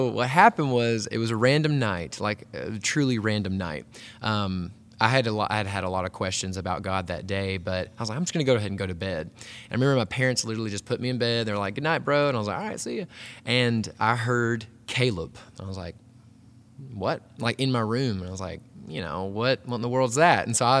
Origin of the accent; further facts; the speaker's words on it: Hot Springs, Arkansas, United States; I grew up here in Arkansas. Hot Springs is like a cool little city, kind of even like a tourist town. But grew up there.